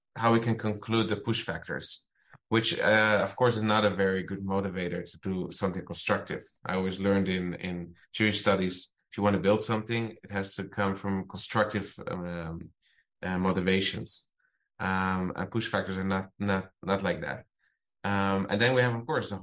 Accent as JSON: {"language": "English", "town": "Amsterdam", "region": "North Holland", "country": "Netherlands", "tie": "born or raised there", "moved": "as an adult", "lives_now": "Israel", "said": "I grew up in Amsterdam"}